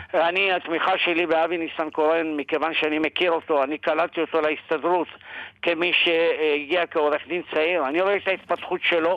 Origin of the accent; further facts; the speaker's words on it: Morocco; also born or lived in Sderot, Israel; now in Israel; אני מאוד גאה בעובדה שנולדתי אה, במרוקו.